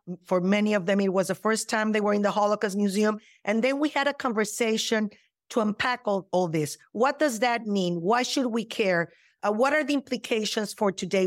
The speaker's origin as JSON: {"language": "English", "region": "Mexico City", "country": "Mexico", "tie": "born or raised there", "moved": "yes", "lives_now": "United States", "said": "I was born and raised in Mexico City"}